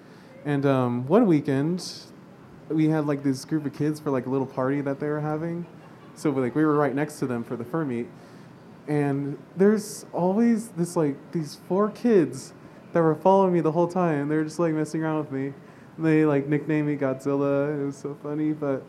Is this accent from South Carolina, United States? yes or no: no; Southern California, United States; from FA. I'm from Southern California.